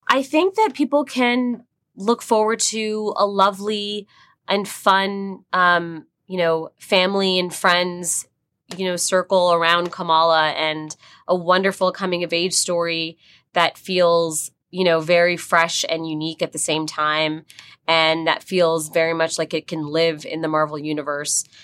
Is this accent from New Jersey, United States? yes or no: yes; New Jersey, United States; someone who grew up in, um, in Jersey